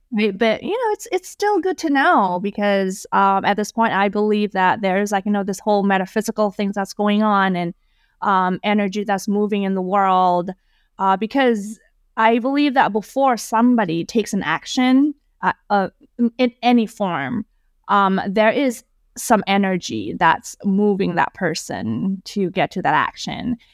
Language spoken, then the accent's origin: English; Indonesia; moved away as an adult; also born or lived in Wisconsin, United States; now in United States; when I was growing up in Indonesia, I never felt like I fit in.